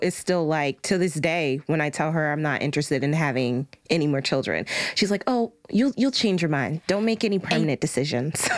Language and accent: English; United States; we are american women raised by black American women